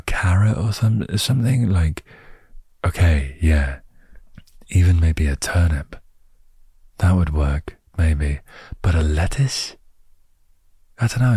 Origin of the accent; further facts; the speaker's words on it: United Kingdom; I'm British